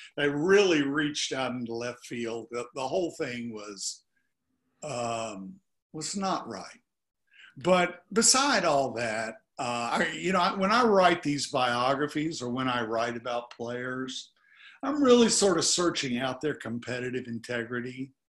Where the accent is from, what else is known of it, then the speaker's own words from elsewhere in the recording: Virginia, United States; I'm from Virginia. I live in Virginia.